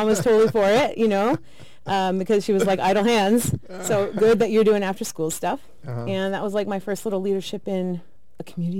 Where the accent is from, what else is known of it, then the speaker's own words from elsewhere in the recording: Idaho, United States; moved away as an adult; I originally grew up in Idaho. I was born and raised there, 18 years.